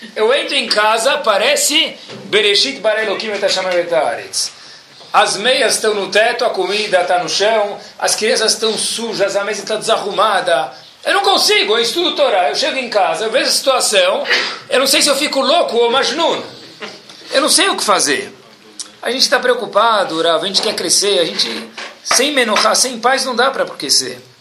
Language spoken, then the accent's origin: Portuguese; Brazil; nós somos brasileiros natos